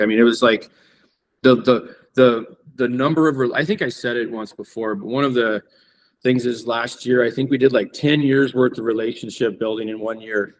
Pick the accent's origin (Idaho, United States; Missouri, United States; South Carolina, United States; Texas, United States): Idaho, United States; Coeur d'Alene; when I grew up here in Coeur d'Alene